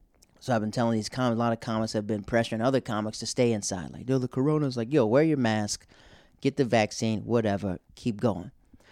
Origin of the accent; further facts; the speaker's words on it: the South, United States; moved away; I'm from the South, so we have church revivals in this tent.